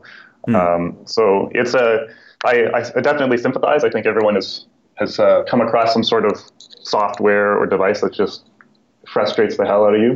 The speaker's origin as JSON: {"language": "English", "town": "Calgary", "region": "Alberta", "country": "Canada", "tie": "born or raised there", "moved": "as an adult", "lives_now": "Toronto, Canada", "said": "I grew up in Calgary, and then I came to Toronto"}